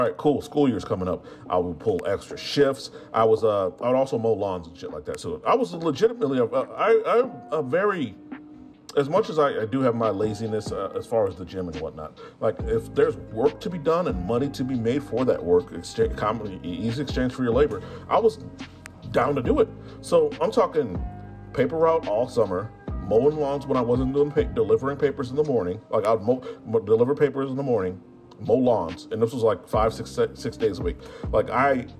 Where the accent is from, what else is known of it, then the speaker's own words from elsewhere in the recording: Midwest, United States; I'm from the Midwest